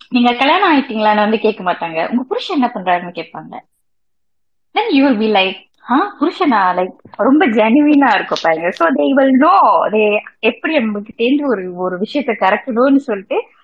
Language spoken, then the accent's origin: Tamil; Malaysia; மூணாவது தலைமுறையா மலேசியால இருந்து பிறந்து வந்திருக்கேன்